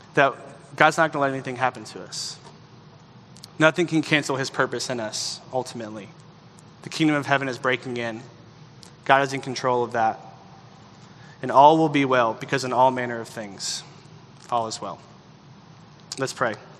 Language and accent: English; the South, United States; growing up in the South